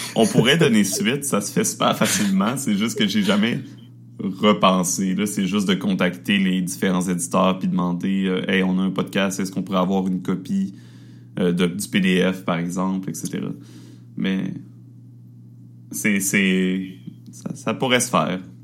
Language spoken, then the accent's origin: French; Quebec, Canada; accent: Québécois; on, accepte et on assume notre accent québécois euh, totalement